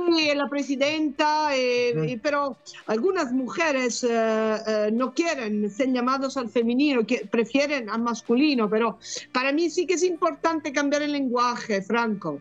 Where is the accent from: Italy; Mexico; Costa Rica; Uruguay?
Italy; Spanish is a second language; moved away as an adult; also born or lived in Bologna, Italy / Barcelona, Spain / Peru; now in England; Soy italiana